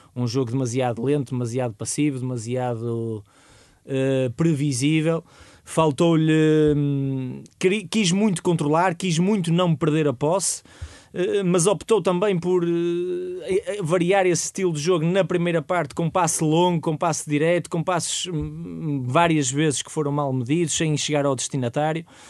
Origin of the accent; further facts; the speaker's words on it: Portugal; nós, como portugueses